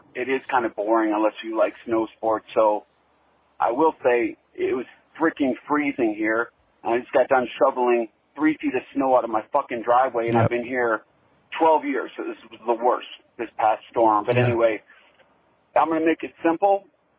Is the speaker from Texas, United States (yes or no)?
no; Clearwater, Florida, United States; now in Salt Lake City, United States; I'm not from here. I'm from Clearwater, Florida.